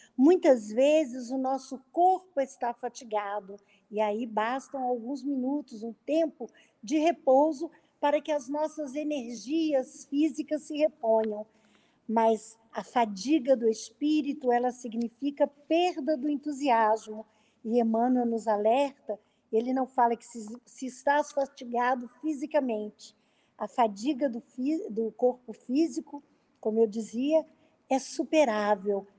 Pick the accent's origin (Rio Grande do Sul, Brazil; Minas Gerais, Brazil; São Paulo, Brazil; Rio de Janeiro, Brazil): Minas Gerais, Brazil; interior of; Eu sou do interior de Minas